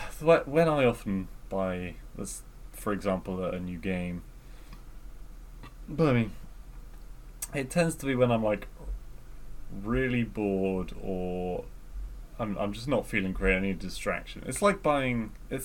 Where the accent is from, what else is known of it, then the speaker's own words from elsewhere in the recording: United Kingdom; accent: British; My lustrous British accent